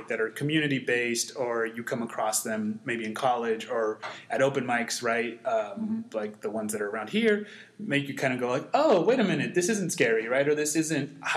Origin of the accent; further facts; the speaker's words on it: Mesa, Arizona, United States; also born or lived in South America; I was born and raised in Mesa, Washington Escobedo neighborhood